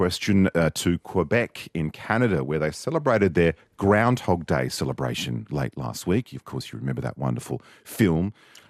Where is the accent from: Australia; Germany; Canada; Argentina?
Australia; I am an Australian born in 1961.